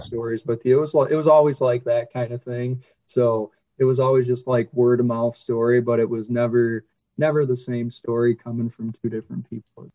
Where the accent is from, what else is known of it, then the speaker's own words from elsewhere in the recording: Michigan, United States; moved away; where I grew up in Michigan